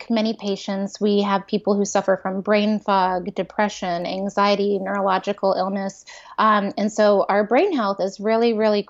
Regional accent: East Coast outside of DC, United States; I grew up on the East Coast outside of DC

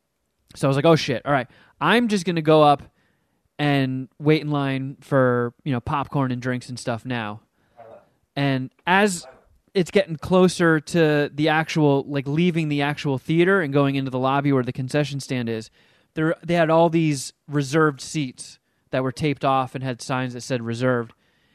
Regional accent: New York, United States; I grew up in the Marcy Projects.

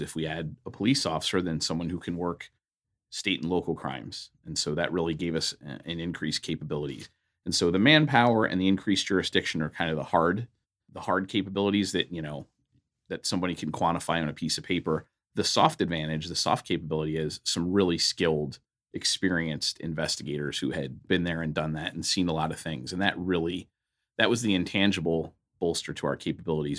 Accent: Philadelphia, Pennsylvania, United States; I grew up in Philadelphia, Pennsylvania, on the East Coast.

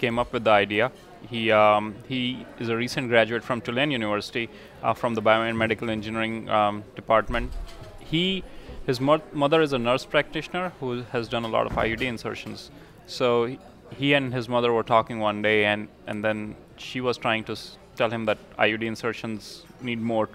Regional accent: India; moved away; I'm from India

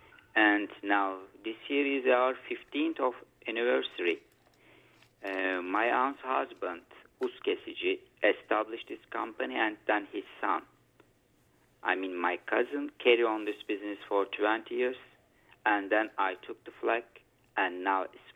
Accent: Eskişehir, Turkey; I was born in Eskişehir, Turkey, and I am 40 years old now.

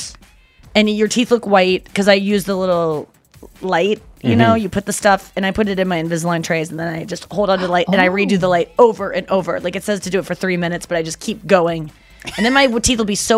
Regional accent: United States; moved away; also born or lived in Ohio / Missouri; I grew up in Ohio and Missouri.

